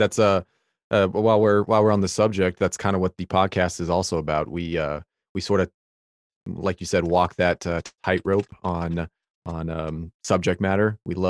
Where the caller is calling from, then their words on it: Virginia, United States; I'm Virginia, East Coast.